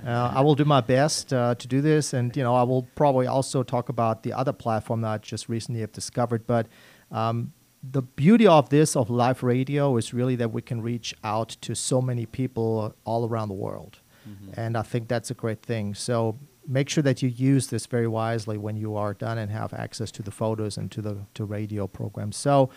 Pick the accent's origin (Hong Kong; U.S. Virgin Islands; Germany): Germany; English is a second language; moved away